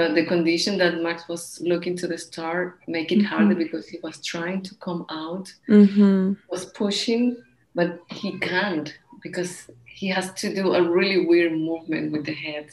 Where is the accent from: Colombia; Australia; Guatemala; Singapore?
Colombia; now in Barcelona, Spain; We are from Colombia